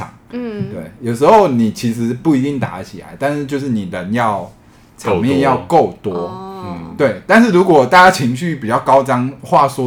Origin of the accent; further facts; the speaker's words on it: Shandong, China; 然后我因为在山东长大嘛，我以为这一切都是常态。